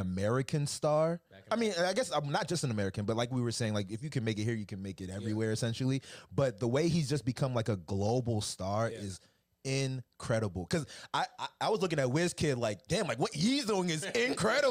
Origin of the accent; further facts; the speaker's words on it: Nigeria; I'm Nigerian myself